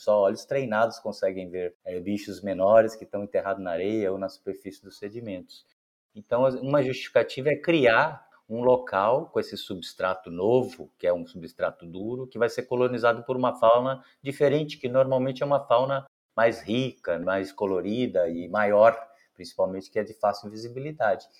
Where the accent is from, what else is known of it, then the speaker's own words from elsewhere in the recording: Santos, São Paulo, Brazil; como eu sou nascido e criado numa cidade costeira, então, desde a infância, sou natural de Santos, São Paulo